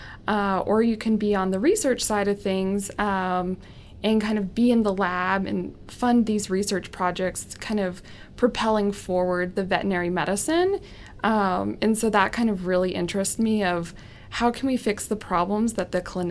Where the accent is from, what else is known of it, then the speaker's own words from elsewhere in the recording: California, United States; now in Colorado, United States; I'm originally from California, born and raised.